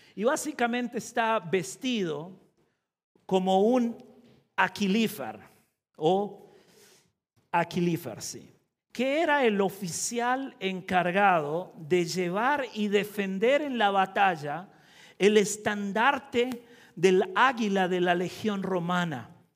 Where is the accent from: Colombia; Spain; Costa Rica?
Costa Rica; yo soy de Centroamérica, de Costa Rica